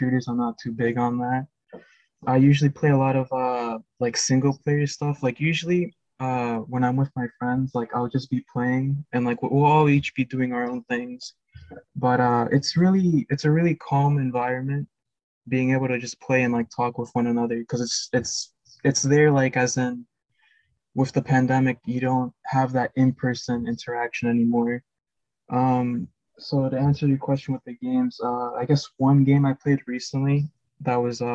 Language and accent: English; Florida, United States; I am from Florida